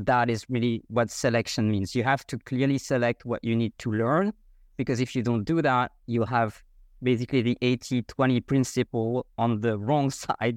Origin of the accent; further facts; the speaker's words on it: France; first language French; English is a second language; moved away as an adult; now in Vienna, Austria; I grew up in France the first twenty-five years of my life. And after that, I moved abroad. I am now living in Vienna, Austria